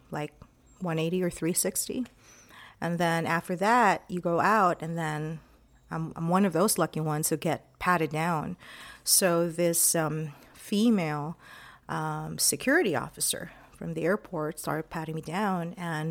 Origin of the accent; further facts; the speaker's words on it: El Paso, Texas, United States; my hometown of El Paso, Texas